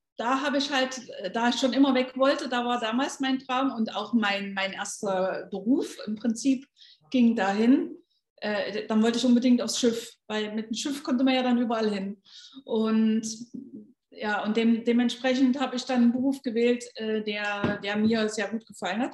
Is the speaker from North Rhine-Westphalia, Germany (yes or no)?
no; Leipzig, Saxony, Germany; moved away as an adult; now in Gran Canaria, Spain; ich komme ja aus Leipzig und äh, aus dem ehemaligen Osten